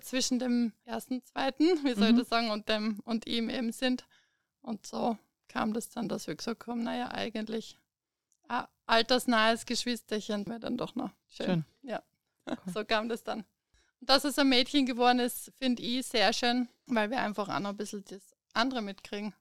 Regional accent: Stuttgart, Baden-Württemberg, Germany; moved away as an adult; now in Premstätten, Austria; Also ich komme ursprünglich aus Deutschland, aus Stuttgart, bin 2008 nach Österreich gekommen und seit 2013 wohnen wir eben hier in Bremstetten.

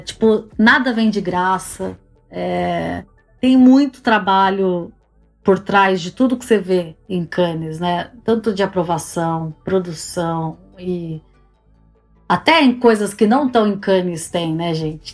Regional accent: Campinas, São Paulo, Brazil; moved away as an adult; also born or lived in Germany; now in England; eu sou de Campinas, interior de São Paulo

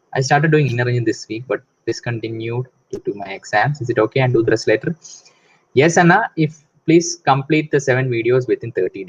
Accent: Kolkata, West Bengal, India; I'm from Calcutta.

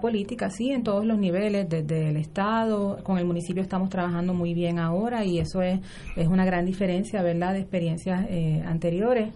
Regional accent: Puerto Rico; Senia y yo somos residentes de Río Piedras

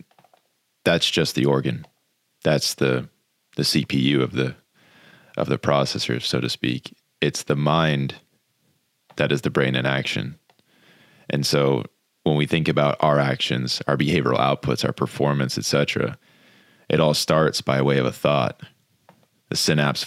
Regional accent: Jupiter, Florida, United States; Growing up in Jupiter Beach, Florida

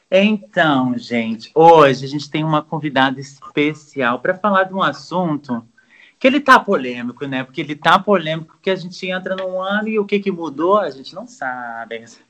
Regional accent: Brazil; nós brasileiros

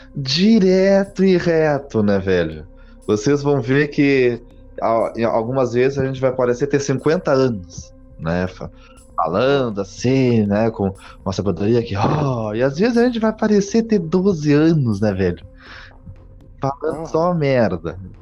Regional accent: Gaúcho, Rio Grande do Sul, Brazil; Tenho 29 anos, sou gaúcho

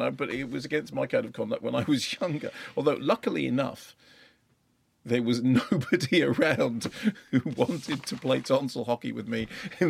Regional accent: United Kingdom; I was doing that classic thing of going, you know, I'm so British.

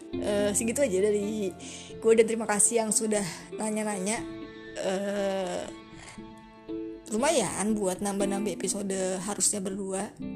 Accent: Depok, West Java, Indonesia; Asli orang Depok. Depok Pride

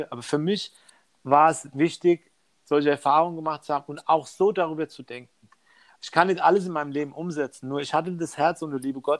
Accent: Mainz, Rhineland-Palatinate, Germany; jetzt bin ich in Deutschland groß geworden mit. Äh, wir gehen ja jetzt 30 Jahre zurück.

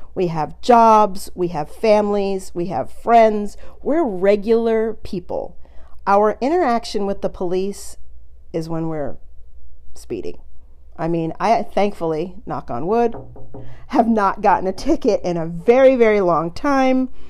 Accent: United States; I'm from the United States

